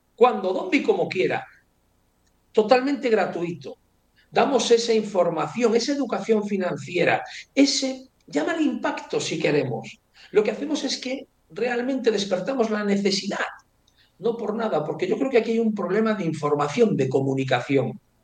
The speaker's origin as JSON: {"language": "Spanish", "town": "Ourense", "region": "Galicia", "country": "Spain", "moved": "yes", "lives_now": "Madrid, Spain", "said": "me iré a vivir a Orense, que yo soy de Orense"}